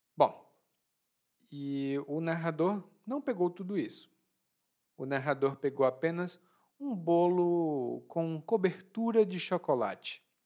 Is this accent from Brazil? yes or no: yes; Ceará, Brazil; now in Bahia, Brazil; Lá no meu estado, no Ceará